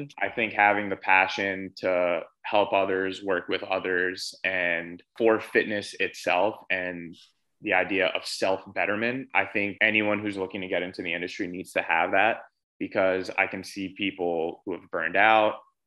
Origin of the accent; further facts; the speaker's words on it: New York City, New York, United States; I'm born and raised from New York City. I was born in Manhattan, grew up there